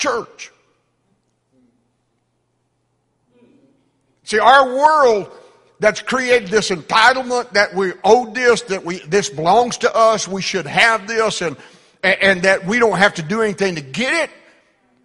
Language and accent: English; United States; we're American